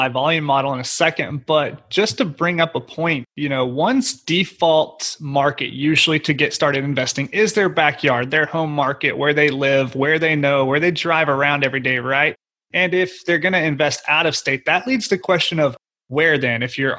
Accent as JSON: {"language": "English", "region": "Oklahoma", "country": "United States", "tie": "born or raised there", "said": "That's my home state."}